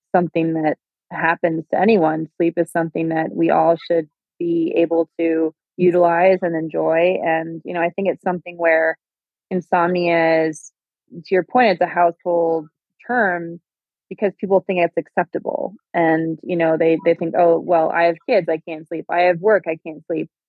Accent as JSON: {"language": "English", "region": "Minnesota", "country": "United States", "said": "I am from Minnesota"}